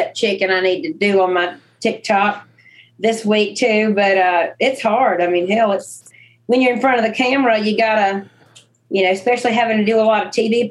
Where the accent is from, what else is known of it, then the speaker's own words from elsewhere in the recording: the Dirty South, United States; I grew up in the Dirty South